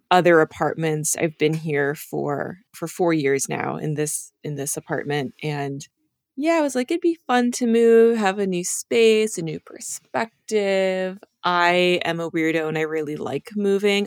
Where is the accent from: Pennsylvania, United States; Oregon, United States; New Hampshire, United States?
New Hampshire, United States; also born or lived in Dover, New Hampshire; I grew up in New Hampshire